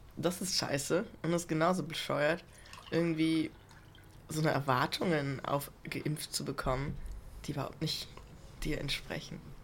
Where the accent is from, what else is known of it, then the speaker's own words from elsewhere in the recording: Germany; ich bin Deutscher.